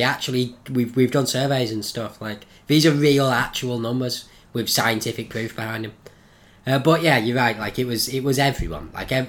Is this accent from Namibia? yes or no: no; North West England, United Kingdom; born or raised there